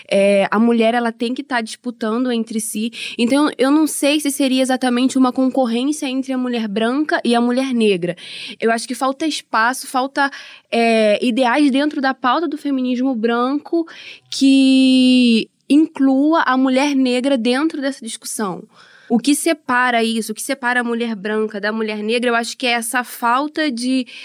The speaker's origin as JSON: {"language": "Portuguese", "town": "Itaboraí", "region": "Rio de Janeiro", "country": "Brazil", "said": "Sou de Itaboraí, faço letras na UERJ"}